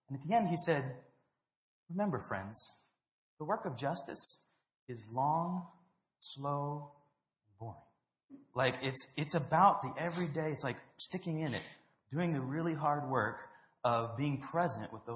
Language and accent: English; South Africa; I grew up in South Africa